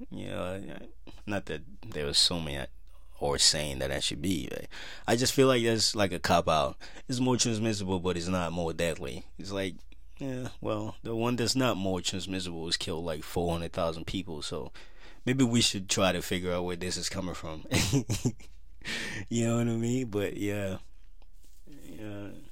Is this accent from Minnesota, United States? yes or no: yes; Minnesota, United States; Minnesota, my home state